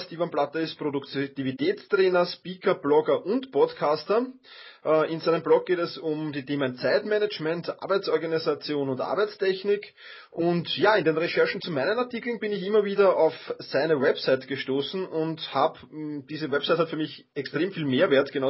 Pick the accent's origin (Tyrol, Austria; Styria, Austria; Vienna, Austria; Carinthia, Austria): Vienna, Austria; Ich bin Wiener.